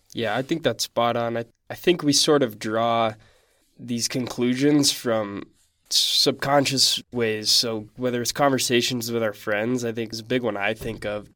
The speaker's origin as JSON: {"language": "English", "town": "Salt Lake City", "region": "Utah", "country": "United States", "said": "I'm from Salt Lake City"}